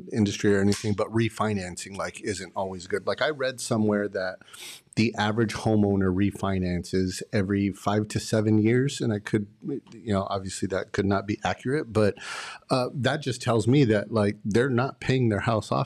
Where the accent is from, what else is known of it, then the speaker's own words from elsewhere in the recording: Los Angeles, California, United States; also born or lived in Antelope Valley, California; I grew up in Pacoima for the first half of my life in San Fernando Valley